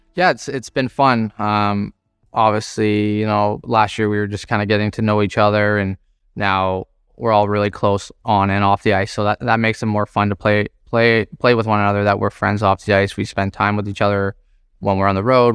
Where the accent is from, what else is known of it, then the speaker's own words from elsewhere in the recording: Toronto, Ontario, Canada; growing up in Scarborough, uh, everyone's a Toronto Maple Leaf fan